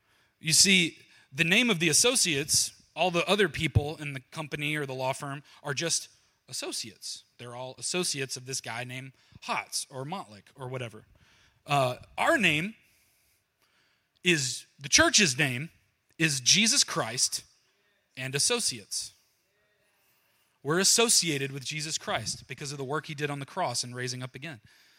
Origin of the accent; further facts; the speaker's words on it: Georgia, United States; Down in Georgia, where I'm from Georgia. I don't know if you can tell. You probably can't hear my voice.